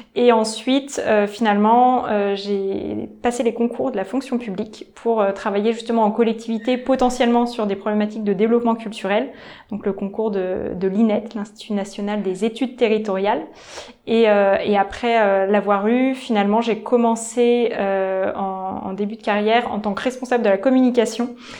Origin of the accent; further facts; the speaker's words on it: Nantes, Pays de la Loire, France; moved away as an adult; also born or lived in Paris; je suis née à Nantes et euh, ensuite euh, je suis partie faire mes études à Paris